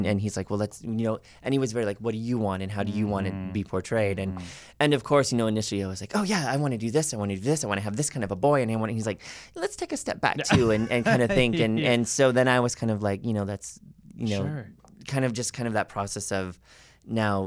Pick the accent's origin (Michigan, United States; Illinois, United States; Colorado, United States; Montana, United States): Montana, United States; now in Los Angeles, United States; I grew up in Montana